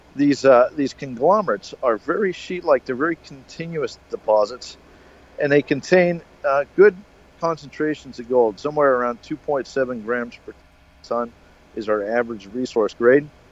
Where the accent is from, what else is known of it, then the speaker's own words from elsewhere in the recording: United States; I'm American